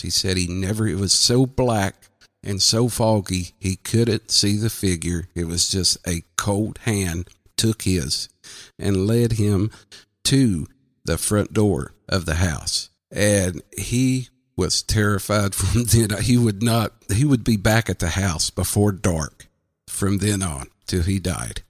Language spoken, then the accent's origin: English; southwestern Virginia, United States; I'm from the southwestern tip of Virginia